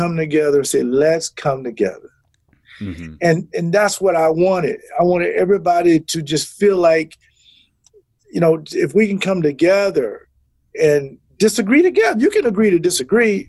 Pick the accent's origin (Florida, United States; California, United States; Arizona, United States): Florida, United States; Jacksonville; moved away as an adult; now in Wisconsin, United States; I'm from Jacksonville, Florida